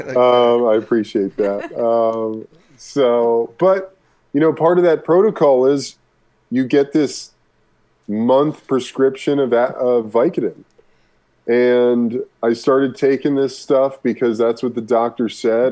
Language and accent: English; Burbank, California, United States; also born or lived in Brooklyn, New York City, United States; I was born in New York City, lived in uh, Brooklyn, New York until I was 10 before my mom moved my brother and I to Burbank